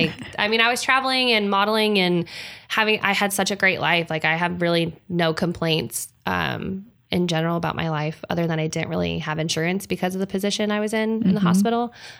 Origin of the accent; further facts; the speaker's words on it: Salt Lake City, Utah, United States; born there; also born or lived in Huntington Beach / Hawaii; I was born in Salt Lake City. It's where my mother's family is from. My dad's family is from Huntington Beach. We bounced back and forth a little bit. I lived in Hawaii for a couple of years